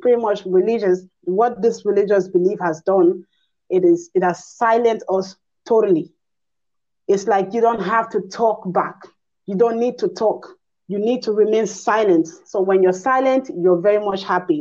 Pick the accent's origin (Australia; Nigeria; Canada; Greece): Nigeria; I'm a Nigerian